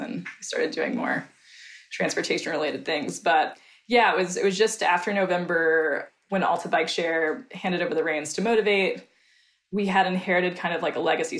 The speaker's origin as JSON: {"language": "English", "region": "East Tennessee", "country": "United States", "also_born_or_lived": "New Orleans", "moved": "yes", "said": "I'm from East Tennessee originally, so I'm from the South. And I grew up riding dirt bikes"}